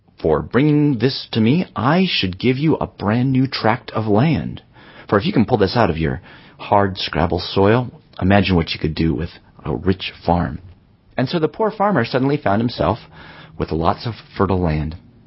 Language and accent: English; Berkeley, California, United States; my hometown in Berkeley